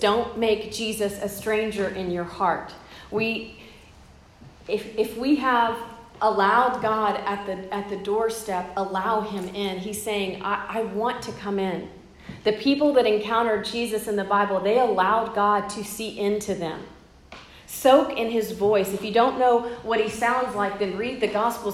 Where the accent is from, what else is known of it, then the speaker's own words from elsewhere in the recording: Corpus Christi, Texas, United States; moved away; I'm from Corpus Christi, it's where I've grown up